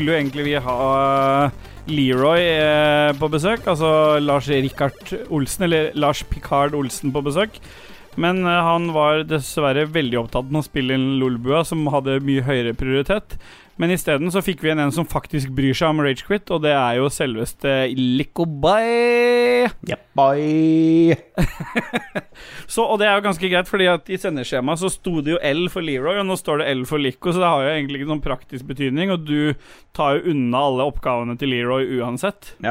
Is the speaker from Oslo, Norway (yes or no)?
yes; Oslo, Norway; jeg er fra Lambertseter.